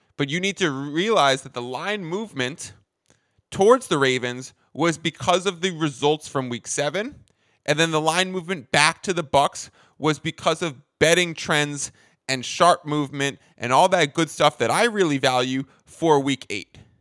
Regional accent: New York, United States; moved away as an adult; now in San Diego, United States; I am a New Yorker, but now I'm a Cali guy.

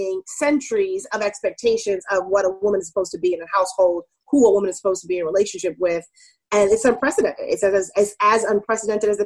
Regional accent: New York City, New York, United States; also born or lived in California / Germany / Maryland; I grew up in Queens, New York, mostly. I was, like, born in California. I lived in Germany, but most of my childhood was in New York

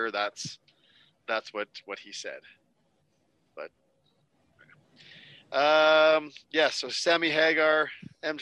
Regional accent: Canada; As a Canadian

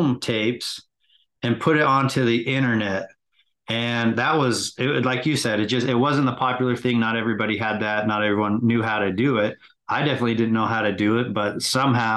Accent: West Jordan, Utah, United States; also born or lived in California; Grew up in West Jordan

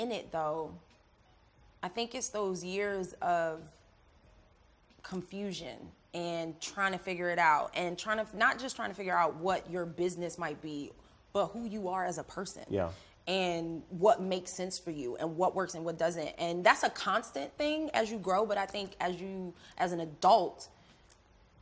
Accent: Philadelphia, Pennsylvania, United States; I'm from Philly

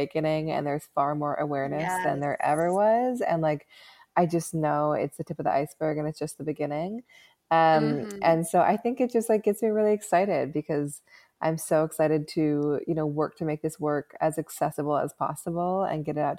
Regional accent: Seattle, Washington, United States; I grew up in Seattle

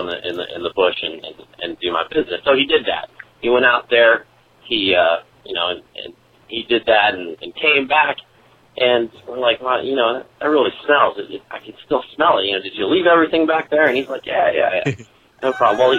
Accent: Western Pennsylvania, United States; growing up in Western Pennsylvania, hunting is definitely one of the major pastimes

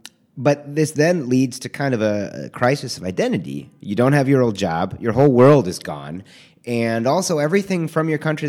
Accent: Midwest, United States; I mean, so I'm from the Midwest. Most of my family is from Detroit.

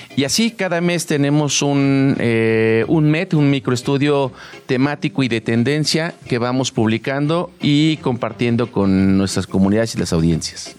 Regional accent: Mexico

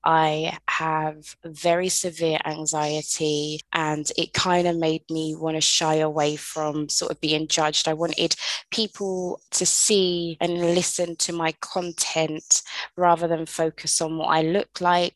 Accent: London, United Kingdom; moved away as an adult; now in Caribbean; I was originally born and raised in London, England. I moved to the Caribbean when I was 27 years old

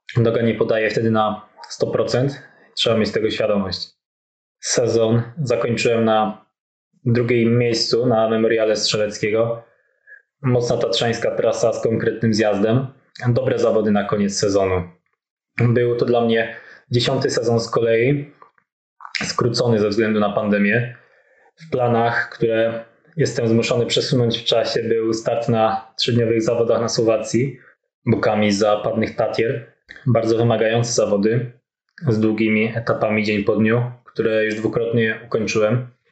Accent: Podhale, Lesser Poland, Poland; pochodzę z małej wioski na Podhalu

